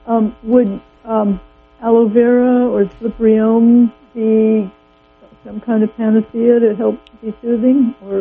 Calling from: Arcata, California, United States; Hi, I'm from Arcata.

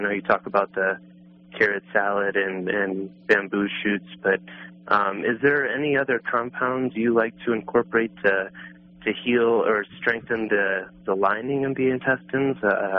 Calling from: Denver, Colorado, United States; I'm here in Denver, Colorado.

